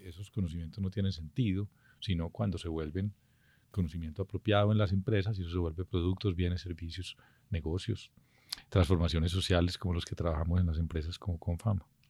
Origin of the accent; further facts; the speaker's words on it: Colombia; somos un país que es un arco de culturas